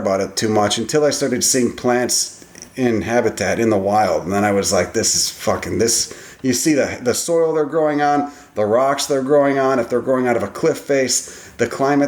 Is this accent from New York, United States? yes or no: no; Chicago, Illinois, United States; I grew up in Chicago